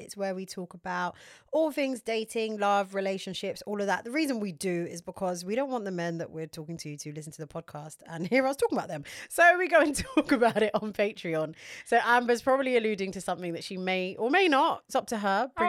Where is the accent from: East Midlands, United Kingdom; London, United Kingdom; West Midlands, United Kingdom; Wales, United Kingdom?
London, United Kingdom; We're all from London.